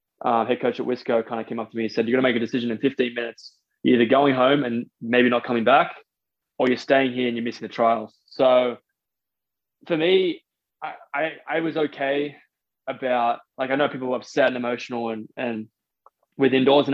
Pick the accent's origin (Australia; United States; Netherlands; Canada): Australia; moved away as an adult; as an Australian